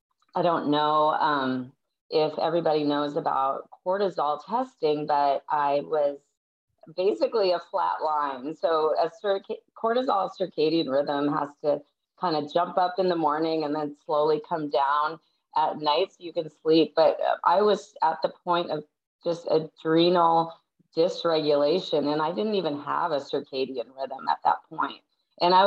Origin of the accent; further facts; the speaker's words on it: Minnesota, United States; also born or lived in San Diego, California; now in California, United States; I live in California now, but I'm from Minnesota.